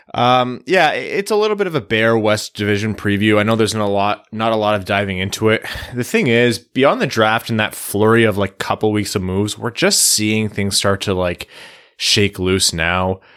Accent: Canada; being a Canadian kid

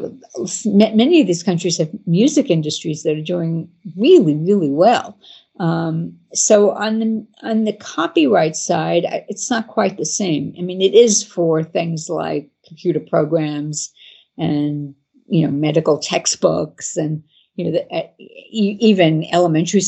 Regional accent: United States; I'm an American and I live in the United States

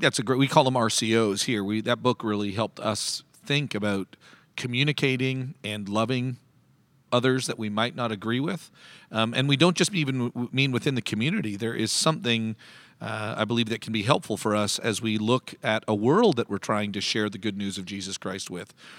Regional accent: Canada; now in United States; I'm the Canadian in the midst, who, uh, legally is not allowed to vote next Tuesday

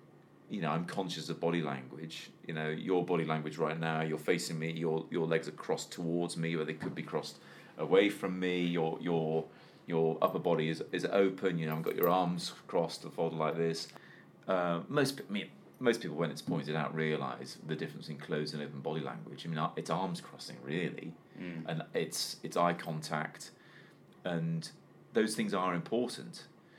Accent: Wales, United Kingdom; But, you know, even though I grew up in Wales, I was only 20 miles from the English border.

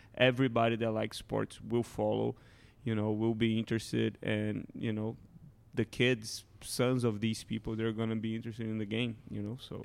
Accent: Brazil; also born or lived in Rio de Janeiro; now in Kansas City, United States; I'm from Brazil and the culture of soccer is bigger there

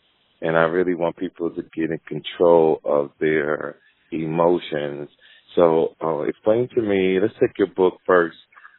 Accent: Jersey City, New Jersey, United States; So I grew up in Jersey City, New Jersey, went to a public school, got a master's degree, right?

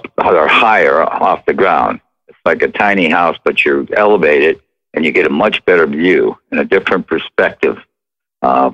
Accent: Midwest, United States; moved away; I grew up in the Midwest and there wasn't really tree houses where I was

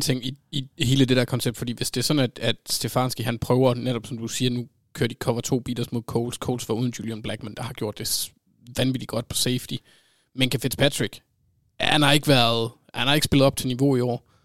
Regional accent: Jutland, Denmark; Jeg er jyde

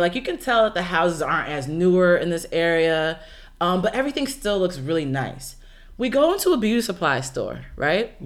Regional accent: United States; I'm so used to being from a country where African Americans exist

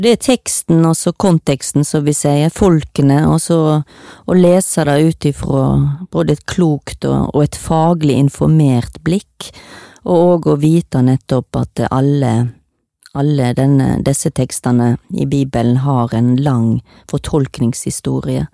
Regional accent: Stord, Vestland, Norway; now in Oslo, Norway; jeg kommer fra Stord

